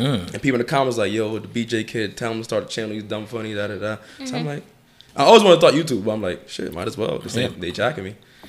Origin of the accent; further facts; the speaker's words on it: Mount Vernon, New York, United States; Born and raised. Like, born in Mount Vernon Hospital.